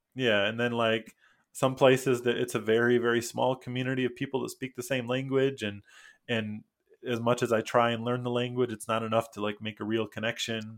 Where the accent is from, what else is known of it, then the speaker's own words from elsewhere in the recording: Michigan, United States; first language English; moved away as an adult; also born or lived in Mexico / Costa Rica; now in Busan, South Korea; I'm from Michigan. Uh, I went to the college for creative studies in Detroit.